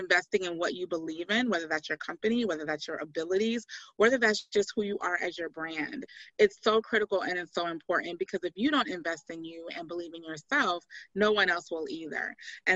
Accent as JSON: {"language": "English", "town": "Miami", "region": "Florida", "country": "United States", "moved": "yes", "lives_now": "Locust Grove, United States", "said": "I hail from Miami, Florida"}